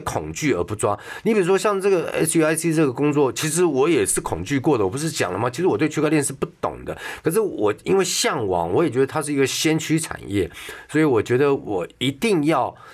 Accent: Taipei, Taiwan; also born or lived in Taichung; 我幼稚园是台北立联幼稚园，嗯。台北立联小学，嗯。台中味道中学， 全部都私立学校

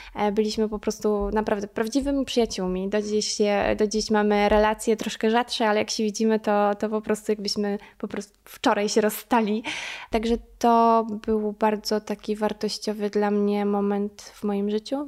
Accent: Draganowa, Subcarpathian Voivodeship, Poland; pochodzę, pochodzę właśnie z e, Draganowej, tam się wychowałam i spędziłam większość mojego e, życia

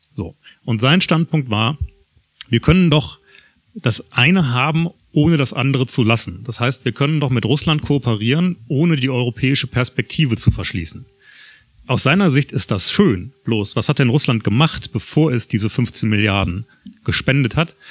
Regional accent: Germany; als Deutsche

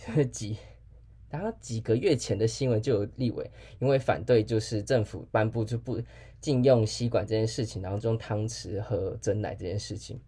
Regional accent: Taiwan; 我们台湾人

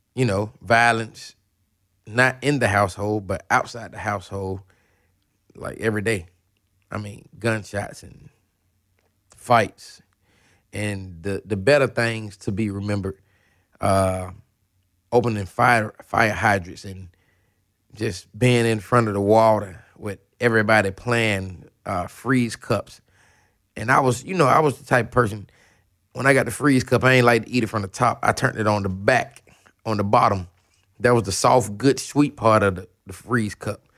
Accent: Atlanta, Georgia, United States; I'm from Atlanta.

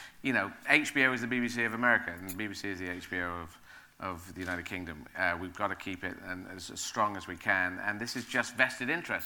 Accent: Aden, Yemen; moved away; also born or lived in Sheffield; I was born in Yemen. I was born in the city of Aden

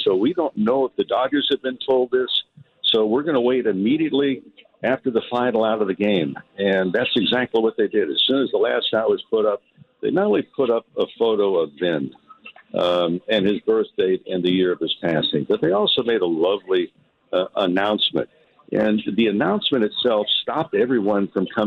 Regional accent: Santa Monica, California, United States; myself growing up in Santa Monica

